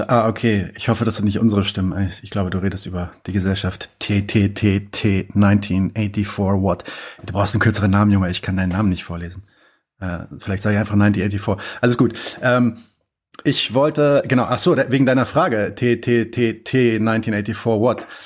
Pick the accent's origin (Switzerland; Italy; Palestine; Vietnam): Palestine; now in Germany; Ähm, was, was machen wir denn vor allem als Palästinenser? Ähm, weil wir, wir sind natürlich in einer, in einer, in einer ähm, in Deutschland zumindest in einer krassen Situation